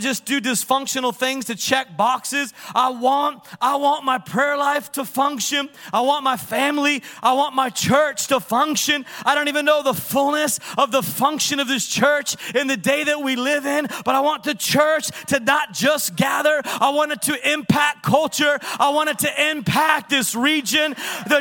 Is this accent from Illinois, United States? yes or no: no; Napa, California, United States; I'm from Yuppie Town, Napa, California